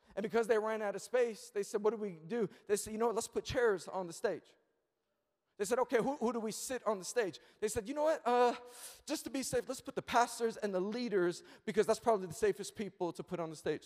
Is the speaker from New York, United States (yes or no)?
yes; New York City, New York, United States; I'm born and raised in Queens, New York